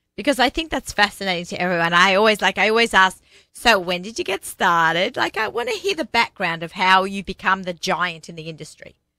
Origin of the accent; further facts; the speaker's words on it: Australia; accent: Aussie; now in New York, United States; I'm Australian